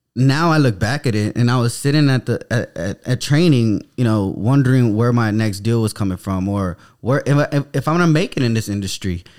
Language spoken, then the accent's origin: English; San Antonio, Texas, United States; I grew up in the Denver Heights downtown area of San Antonio